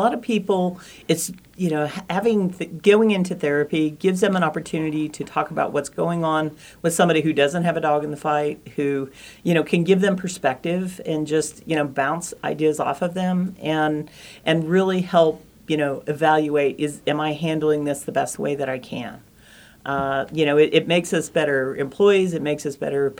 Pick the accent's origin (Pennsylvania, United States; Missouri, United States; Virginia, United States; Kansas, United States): Kansas, United States; Hartford; moved away as an adult; also born or lived in Manhattan, Kansas; I am originally from Hartford, Kansas